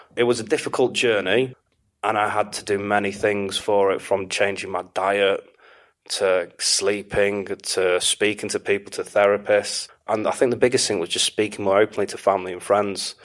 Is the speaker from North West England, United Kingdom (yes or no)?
yes; Manchester, North West England, United Kingdom; moved away as an adult; also born or lived in Istanbul / Morocco / New York / Miami; I was born and raised in Manchester. I mm. uh, grew up just outside of Manchester, though, just in between Knutsford and Altrincham